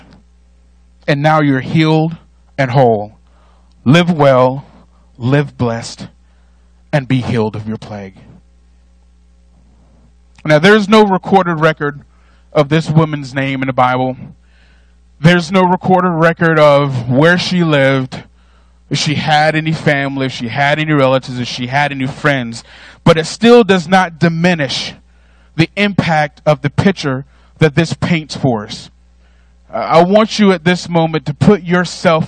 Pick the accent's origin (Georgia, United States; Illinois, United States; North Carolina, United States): North Carolina, United States; I'm from North Carolina, but I was also raised as an only child